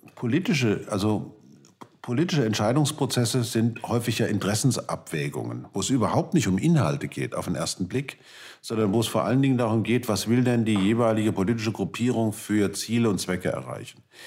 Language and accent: German; Germany; als Deutscher